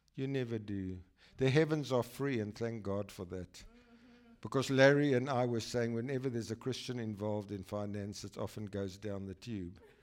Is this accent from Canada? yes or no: no; South Africa; a boy from South Africa